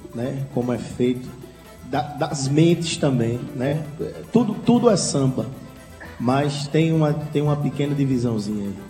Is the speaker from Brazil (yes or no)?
yes; Paraíba, Brazil; Eu, como paraibano